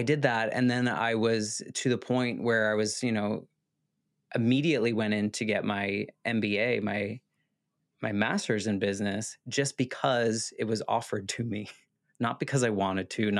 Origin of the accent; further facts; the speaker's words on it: United States; as an American